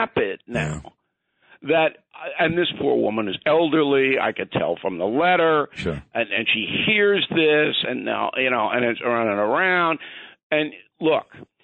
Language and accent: English; Levittown, New York, United States; also born or lived in Manhattan, New York; I was raised in Levittown, born in Manhattan, raised in Levittown because my parents couldn't afford to live in Manhattan